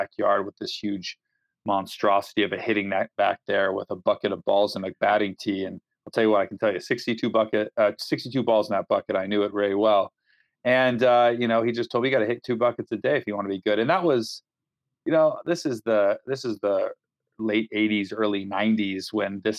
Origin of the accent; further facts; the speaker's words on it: Walnut Creek, California, United States; also born or lived in Philadelphia; I'm from the San Francisco Bay Area, a little town called Walnut Creek, about 35, 40 minutes outside of San Francisco